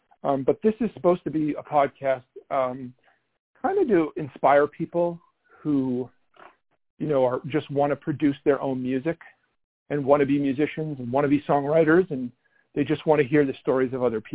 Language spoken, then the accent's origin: English; New York City, New York, United States; I'm from Brooklyn, but I didn't live here forever. I moved away for a while, and when I came back